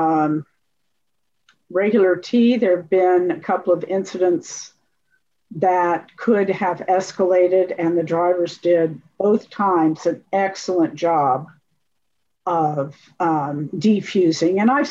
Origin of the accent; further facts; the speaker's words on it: Champaign, Illinois, United States; now in Lawrence, United States; I grew up in Champaign, Illinois